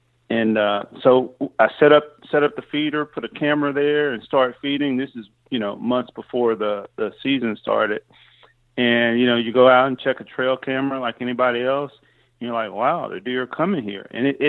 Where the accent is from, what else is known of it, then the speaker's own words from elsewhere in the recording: Mississippi, United States; now in Texas, United States; In fact, I'm not a native Texan. Okay. I grew up in Mississippi, and I grew up hunting there.